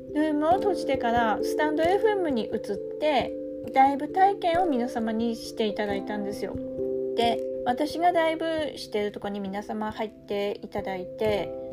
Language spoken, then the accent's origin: Japanese; Tsugaru, Aomori, Japan; accent: Tsugaru dialect; こっから津軽弁でいきます